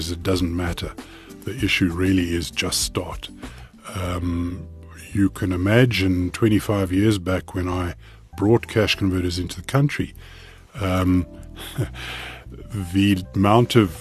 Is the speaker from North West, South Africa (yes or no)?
no; Cape Town, Western Cape, South Africa; we grew up in Cape Town